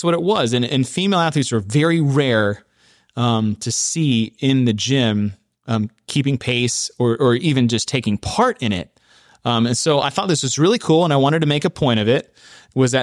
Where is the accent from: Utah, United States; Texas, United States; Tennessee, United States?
Texas, United States; my home state of Texas